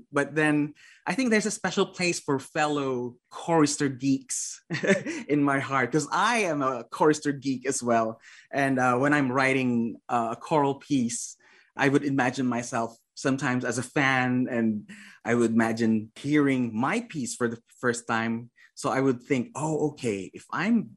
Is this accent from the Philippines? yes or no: yes; Philippines; moved away; I was away from the Philippines for like 12 years, I guess, 12, 13 years.